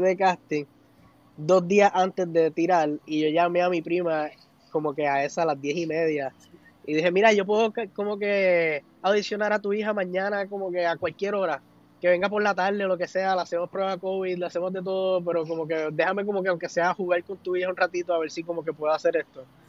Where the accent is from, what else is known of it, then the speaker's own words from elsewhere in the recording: Puerto Rico; nosotros hasta como mismo puertorriqueños